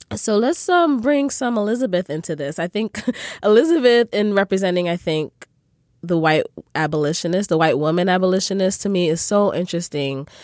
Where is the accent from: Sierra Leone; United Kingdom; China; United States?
Sierra Leone; I'm from Sierra Leone